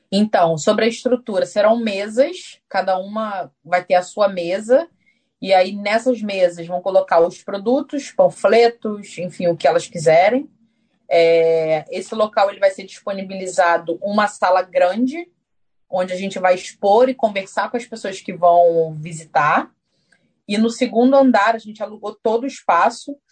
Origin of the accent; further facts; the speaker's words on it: Brazil; now in Auckland, New Zealand; eu venho do Brasil já de muitos anos